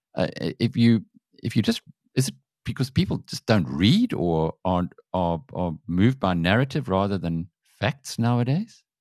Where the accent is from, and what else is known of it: South Africa